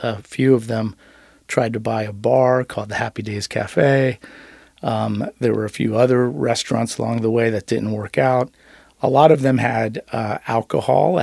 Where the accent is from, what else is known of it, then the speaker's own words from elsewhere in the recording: Cincinnati, Ohio, United States; born and raised in Cincinnati, went to Turpin High School